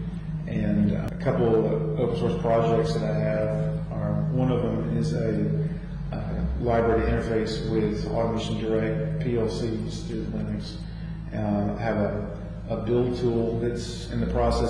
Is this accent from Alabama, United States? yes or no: yes; Birmingham, Alabama, United States; From Birmingham, Alabama